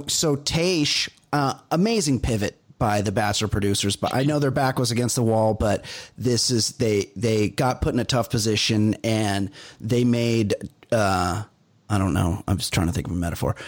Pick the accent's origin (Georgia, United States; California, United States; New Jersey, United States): California, United States; Costa Mesa; I'm from Costa Mesa